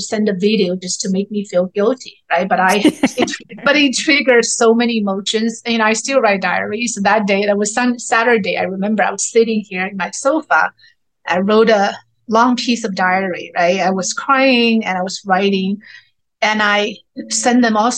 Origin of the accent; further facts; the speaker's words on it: Chengdu, Sichuan, China; moved away as an adult; also born or lived in Uganda / Nigeria / England; now in United States; I grew up in China, the capital city of panda bears. I've always said Chengdu is where I grew up with.